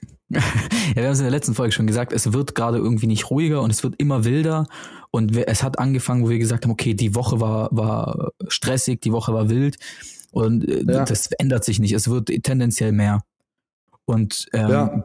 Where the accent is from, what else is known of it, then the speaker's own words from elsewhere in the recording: Germany; bei uns in Deutschland